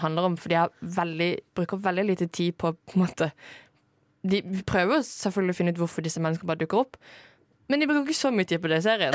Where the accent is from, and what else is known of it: Norway